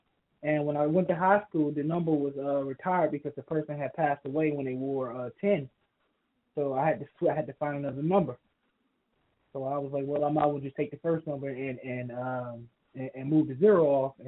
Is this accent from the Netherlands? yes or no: no; the South, United States; also born or lived in Savannah, Georgia; I'm from the South